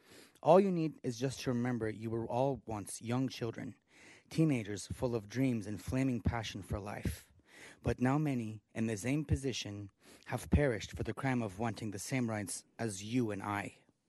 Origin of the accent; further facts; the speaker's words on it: Southern California, United States; I'm a half-American, half-Iranian citizen of Southern California.